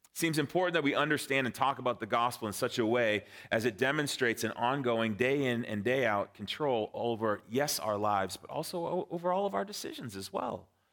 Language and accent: English; Framingham, Massachusetts, United States; moved away as an adult; also born or lived in Lilongwe, Malawi / Vienna, Austria / Cape Cod, Massachusetts; my wife and I grew up in Framingham, Sudbury. So we are Massachusetts natives